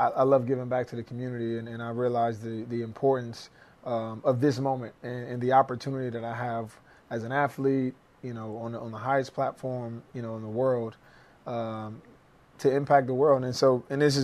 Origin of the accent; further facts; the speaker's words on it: New Jersey, United States; moved away as an adult; now in Philadelphia, United States; I'm originally from Jersey